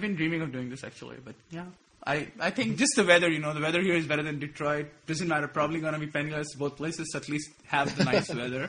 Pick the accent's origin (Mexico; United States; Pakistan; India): India; I don't know if this is racist because I'm Indian too